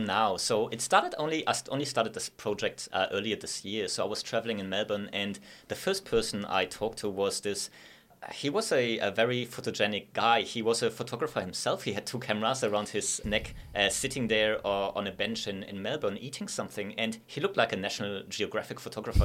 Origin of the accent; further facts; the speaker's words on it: Sindelfingen, Baden-Württemberg, Germany; English is a second language; moved away as an adult; also born or lived in Innsbruck, Austria; now in Gold Coast, Australia; I'm from a place called Zindutingen. It's like the home of Mercedes